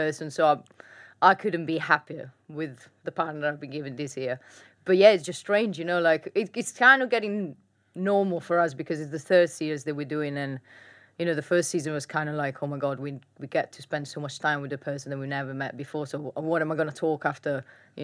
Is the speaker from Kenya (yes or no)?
no; Italy; moved away; I come from Italy